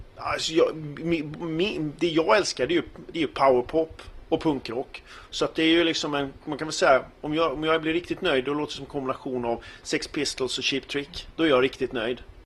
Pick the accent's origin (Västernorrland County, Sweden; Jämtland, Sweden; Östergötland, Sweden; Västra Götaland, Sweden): Västra Götaland, Sweden; Gothenburg; Jag är ju gammal göteborgare och var med i de första punkbanden här i Göteborg